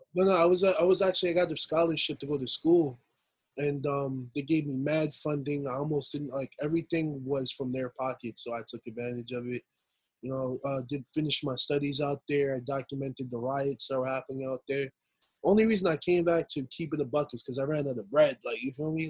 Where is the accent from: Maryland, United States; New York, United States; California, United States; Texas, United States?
New York, United States; New York City; also born or lived in Queens, New York; I'm from Queens, Queens, New York. Um, originally I was born in Brooklyn, moved to Queens when I hit like my teens, and just been my stomping ground ever since